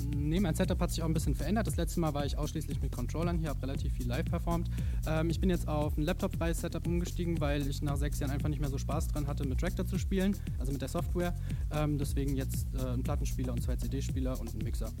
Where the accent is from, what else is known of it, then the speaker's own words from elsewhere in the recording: near Darmstadt, Hesse, Germany; ich komme aus der Nähe von Darmstadt